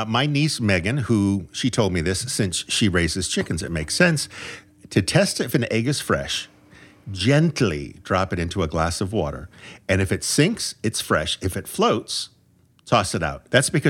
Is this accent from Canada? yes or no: yes; Canada; I'm Canadian.